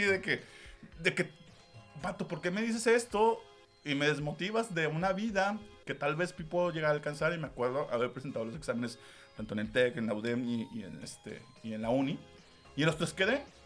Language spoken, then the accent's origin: Spanish; Monterrey, Nuevo León, Mexico; Yo como persona que nací en esta ciudad o esta tierra, no pertenezco.